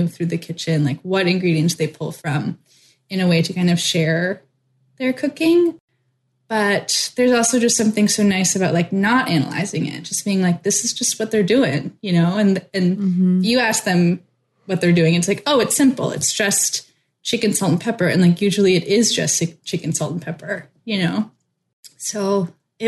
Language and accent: English; West Coast, United States; moved away; I'm from the West Coast